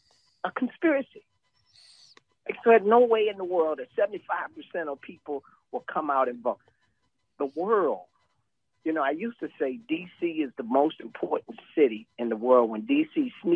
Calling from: Georgia, United States; I'm going to step you back to Georgia.

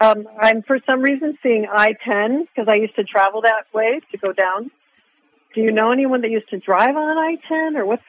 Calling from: Arizona, United States; I'm from Arizona. I'm calling from Arizona.

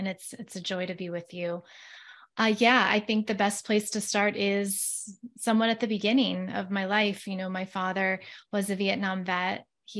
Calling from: West Virginia, United States; Today, I am in West Virginia, just outside of Washington, D.C.

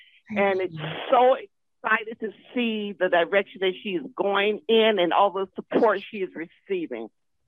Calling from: New York, United States; I'm calling from New York.

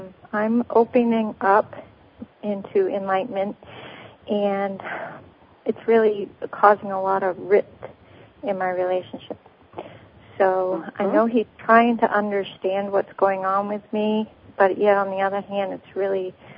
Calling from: Maine, United States; I'm calling from Maine.

